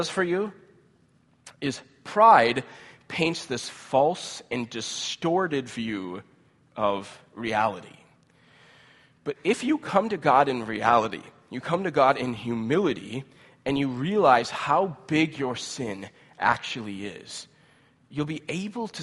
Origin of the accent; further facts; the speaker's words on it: United States; as American Christians